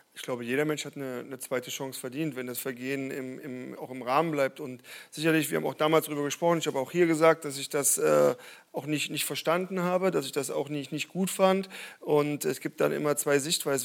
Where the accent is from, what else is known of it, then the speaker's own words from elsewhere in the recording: eastern Germany, Germany; ich komme aus dem Osten